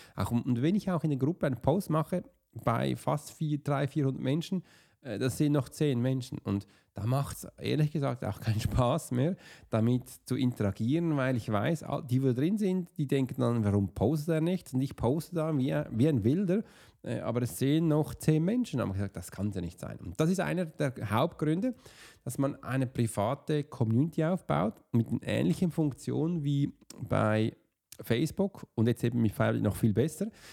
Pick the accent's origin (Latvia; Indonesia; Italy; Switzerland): Switzerland; als Swiss Profiler, oder als Schweizer